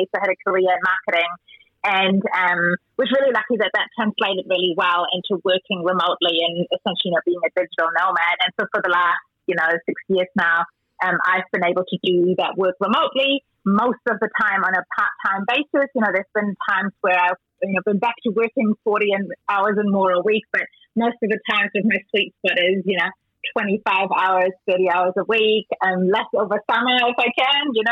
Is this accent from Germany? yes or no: yes; Germany; moved away as an adult; also born or lived in South Africa; now in New Zealand; I'm, I'm from German originally, born and bred in Germany. I moved to New Zealand 17 years ago now, so New Zealand's home.